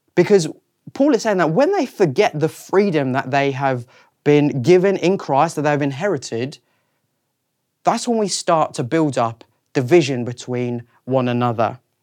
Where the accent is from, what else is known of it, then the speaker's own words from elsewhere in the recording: South Africa; moved away as an adult; also born or lived in Reading, United Kingdom; now in London, United Kingdom; I was born in South Africa in nineteen ninety-three, and I then lived there for twenty years and then moved to the U K